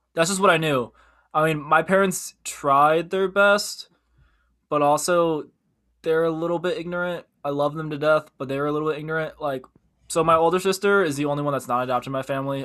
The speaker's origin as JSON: {"language": "English", "region": "Midwest", "country": "United States", "tie": "born or raised there", "also_born_or_lived": "Korea", "said": "We were raised by white parents, and we grew up in the Midwest, which is predominantly white"}